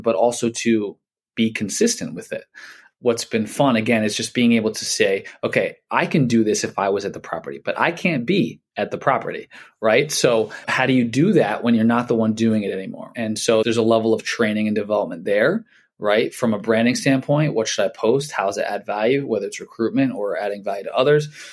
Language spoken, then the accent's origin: English; Philadelphia, Pennsylvania, United States; I'm from Philly